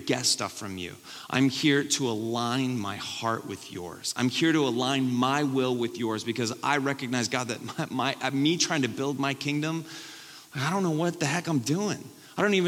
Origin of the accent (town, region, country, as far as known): United States